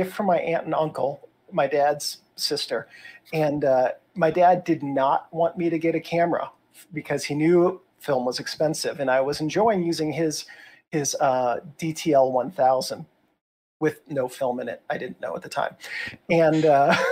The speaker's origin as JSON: {"language": "English", "town": "Chicago", "region": "Illinois", "country": "United States", "tie": "born or raised there", "also_born_or_lived": "Philadelphia / North Carolina / St. Louis / Washington, D.C.", "moved": "yes", "lives_now": "Denver, United States", "said": "I grew up in Chicago"}